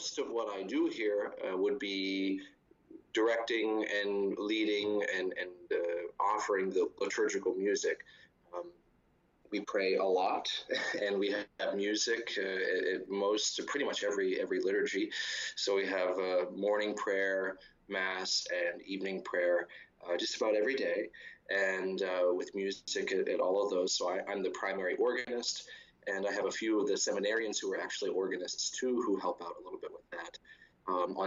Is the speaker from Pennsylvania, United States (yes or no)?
yes; Martinsburg, Pennsylvania, United States; now in Rome, Italy; I grew up in a little town called Martinsburg, which is near Altoona in western Pennsylvania, about 100 miles east of Pittsburgh